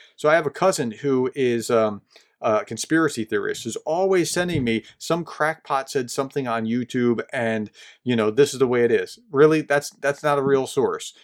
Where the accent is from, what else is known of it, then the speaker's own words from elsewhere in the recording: New Jersey, United States; I grew up just in New Jersey